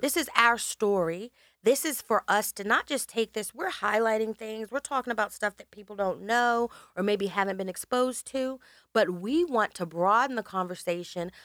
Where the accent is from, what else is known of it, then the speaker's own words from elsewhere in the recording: United States; I grew up in the countryside in America